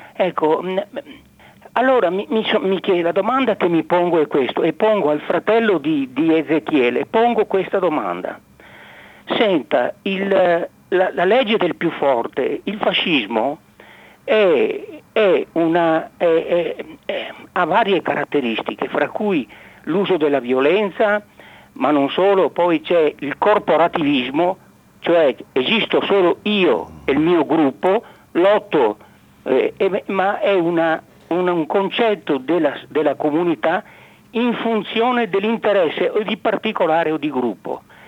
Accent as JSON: {"language": "Italian", "town": "Pontelongo", "region": "Veneto", "country": "Italy", "tie": "born or raised there", "said": "io sono di, di, nato a Ponte Longo e ho mamma rodigina e papà eh, barese, io che sono nato nel Veneto, quindi a Padova"}